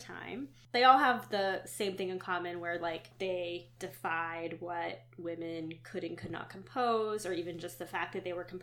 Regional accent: Western Pennsylvania, United States; I grew up in Western Pennsylvania

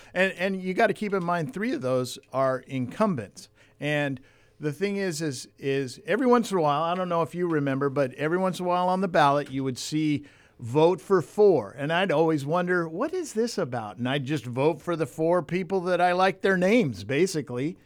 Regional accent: Port Hueneme, California, United States; also born or lived in Ventura, California; Born and raised in California, grew up in the Caneo Valley, Port Wynemi, moved to Ventura

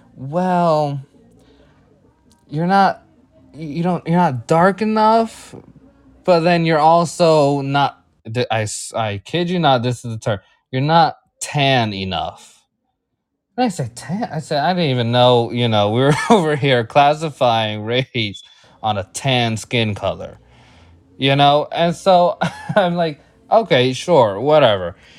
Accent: Puerto Rico; I'm Puerto Rican

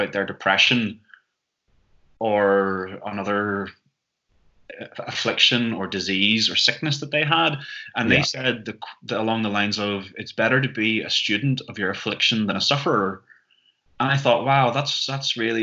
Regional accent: Northern Ireland, United Kingdom; moved away as an adult; now in Amsterdam, Netherlands; I'm originally from Northern Ireland

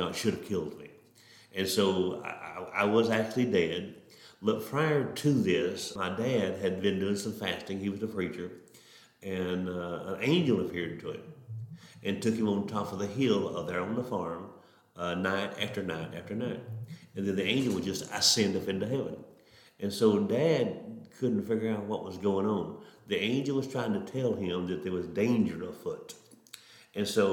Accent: Atoka, Oklahoma, United States; I was born and raised in Atoka, Oklahoma, very rural area, very country

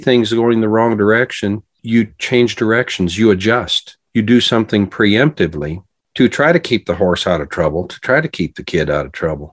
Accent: Montana, United States; growing up in Montana

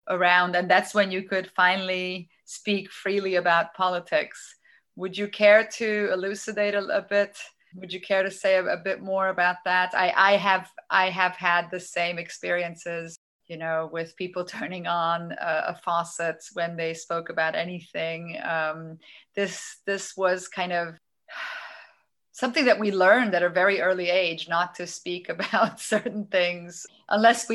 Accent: Transylvania, Romania; I grew up in Romania. I went to a Hungarian school

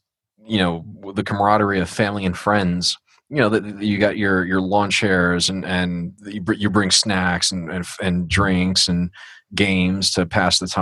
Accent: New York City, New York, United States; also born or lived in Manhasset, Nassau County, New York; I'm originally from Queens, New York. Grew up, born in North Shore Manhasset Hospital, Nassau County, but grew up in Bayside, Queens

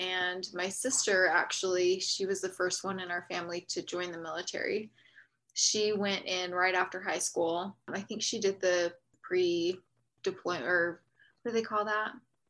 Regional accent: Utah, United States; I grew up in Utah. I have 6 brothers and sisters. So I'm number 6 of 7.

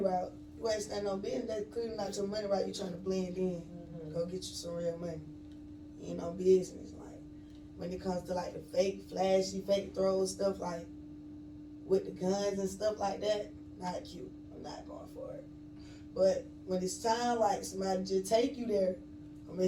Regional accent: Atlanta, Georgia, United States; I'm originally from Atlanta. Really, like, all parts of Atlanta

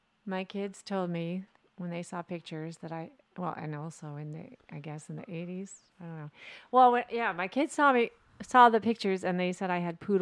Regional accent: Pasadena, California, United States; I grew up in Pasadena near a pretty famous roller rink. It was the Moonlight Roller Rink.

